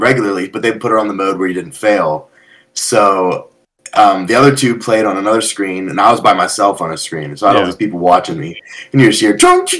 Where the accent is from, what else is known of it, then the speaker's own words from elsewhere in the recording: Berlin, United States; the town I grew up in Berlin